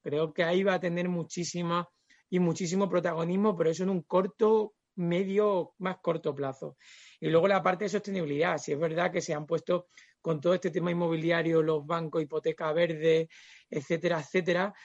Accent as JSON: {"language": "Spanish", "region": "Extremadura", "country": "Spain", "said": "soy extremeño"}